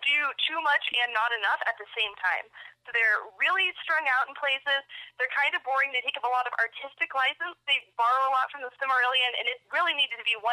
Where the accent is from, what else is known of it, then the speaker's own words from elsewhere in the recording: rural Oklahoma, United States; moved away as an adult; now in Denver, United States; I grew up in rural Oklahoma. My graduating class from my hometown was less than 30 people.